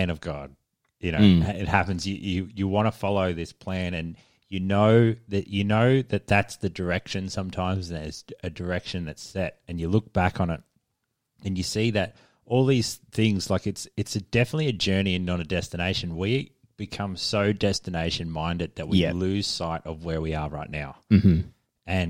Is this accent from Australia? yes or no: yes; Deniliquin, New South Wales, Australia; also born or lived in Bendigo, Victoria; I was from from Denny